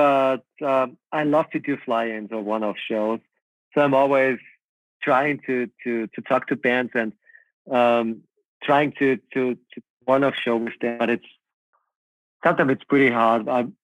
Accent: Linz, Upper Austria, Austria; born or raised there

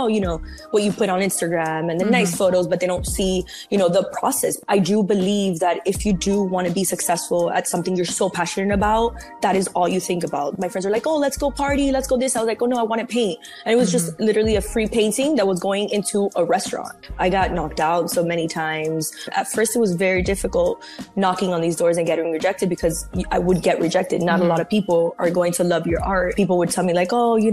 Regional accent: Miami, Florida, United States; also born or lived in Cuba; So I was born in Cuba, but I came when I was 3. And then I lived in Miami my whole entire life

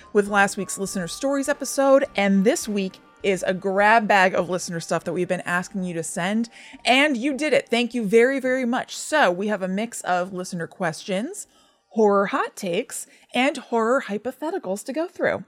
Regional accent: New Jersey, United States; we grew up in New Jersey

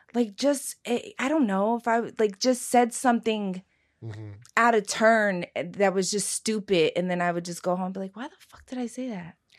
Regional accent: Philadelphia, Pennsylvania, United States; I'm also from South Philly. I, my, I grew up in a diner

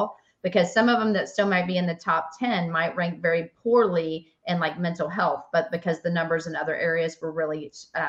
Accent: Nashville, Tennessee, United States; Nashville was number 63. So my hometown, you know, number 63

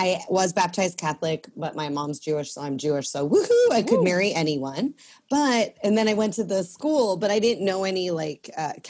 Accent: Sudbury, Ontario, Canada; also born or lived in Chicago, Illinois, United States / Sarasota, Florida, United States; my mom found a Canadian, and she married him, so she moved us to Sudbury. So I moved from Sarasota, Florida, to Sudbury, Ontario.

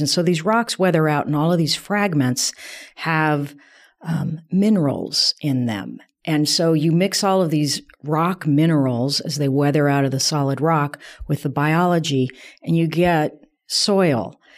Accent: south of Denver, Colorado, United States; I grew up in Colorado, south of Denver, in a sort of a suburban environment.

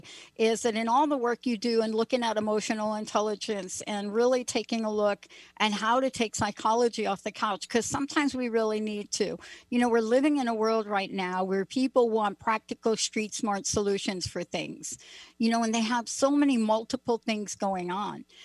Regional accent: East Coast, United States; moved away; also born or lived in Philadelphia area; I was born on the East Coast, so I still get connected to East Coast and East Coast news

